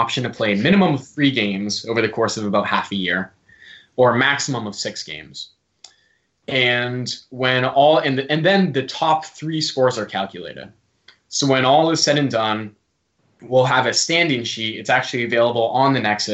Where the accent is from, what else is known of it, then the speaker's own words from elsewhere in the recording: United States; accent: American; I've got the American accent